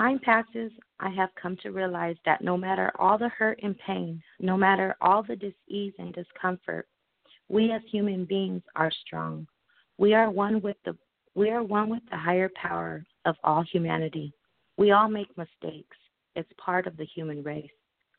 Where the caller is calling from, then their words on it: Arizona, United States; I'm calling from Arizona.